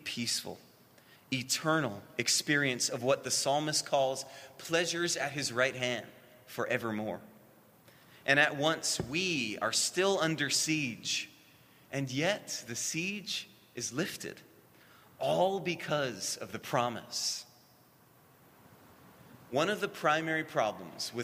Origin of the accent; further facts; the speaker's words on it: Hawaii, United States; And we grew up in Hawaii